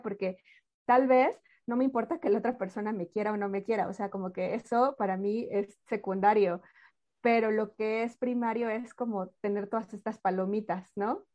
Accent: Mexico; hablo por México, yo soy mexicana

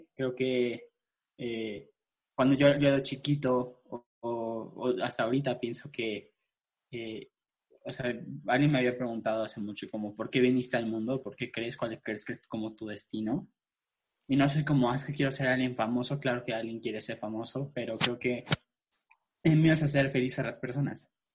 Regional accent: Mexico City, Mexico; yo soy chilango. Eh, vengo, soy de la Ciudad de México, nací aquí en la Ciudad de México. Y este, pues nunca Nunca me he, ido a vivir a ningún otro lugar

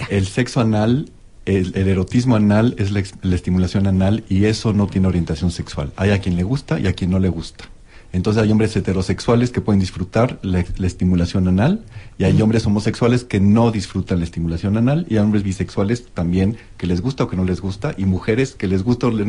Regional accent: Mexico City, Mexico; crecí en México

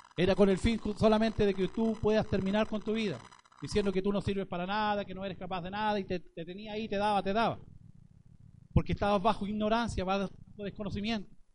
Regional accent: Chile; nosotros como chilenos

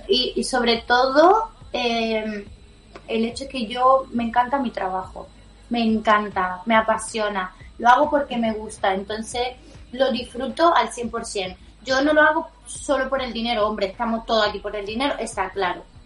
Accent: Italy; Spanish is a second language; moved away

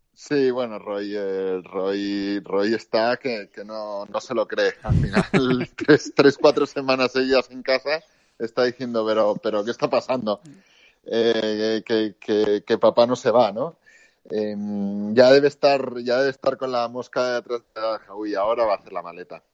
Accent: Spain; salimos de España

